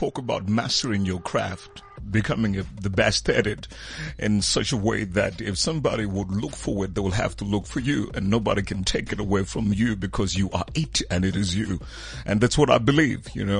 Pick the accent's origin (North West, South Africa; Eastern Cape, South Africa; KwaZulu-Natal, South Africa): North West, South Africa; So I'm coming from SA. I'm coming from SA right here, in Northwest. That's where I grew up and all of that.